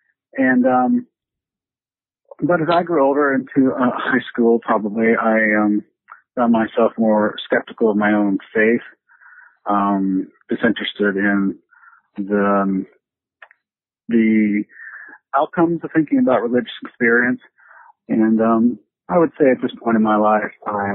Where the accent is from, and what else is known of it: Houston, Texas, United States; born or raised there; moved away as an adult; also born or lived in Tulsa County, Oklahoma